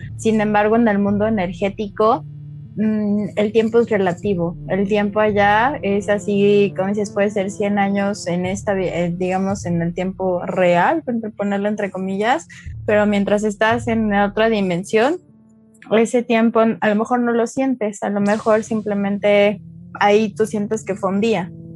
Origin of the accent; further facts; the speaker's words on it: Mexico City, Mexico; moved away as an adult; now in Querétaro, Mexico; soy de la Ciudad de México, tiene cuatro años que vine a Querétaro